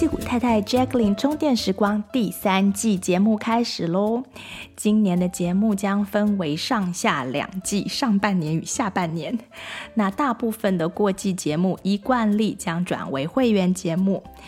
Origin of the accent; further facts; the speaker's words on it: Taipei, Taiwan; moved away as an adult; also born or lived in Michigan, United States; now in Silicon Valley, United States; 我是在台北出生长大的，然后研究所毕业之后才来美国嘛